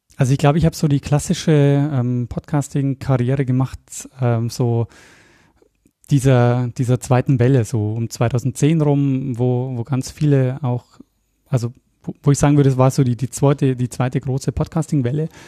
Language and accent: German; Regensburg, Bavaria, Germany; moved away as an adult; also born or lived in Austria; komme aber eigentlich aus Bayern. Also ich komme aus Regensburg ursprünglich